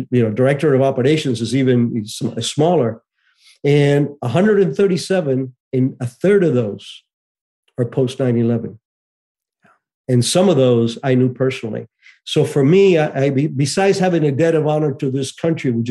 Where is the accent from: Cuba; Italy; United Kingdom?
Cuba; moved away; I was born in Cuba in 1951